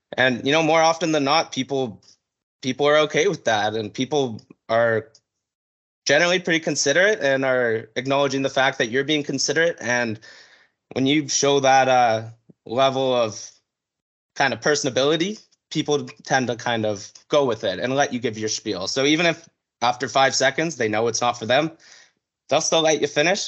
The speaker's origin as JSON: {"language": "English", "town": "North Vancouver", "region": "British Columbia", "country": "Canada", "tie": "born or raised there", "said": "born and raised in North Vancouver, British Columbia."}